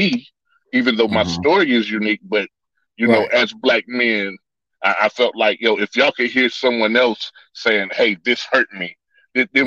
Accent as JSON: {"language": "English", "town": "Greensboro", "region": "North Carolina", "country": "United States", "tie": "born or raised there", "said": "I'm from Greensboro, North Carolina."}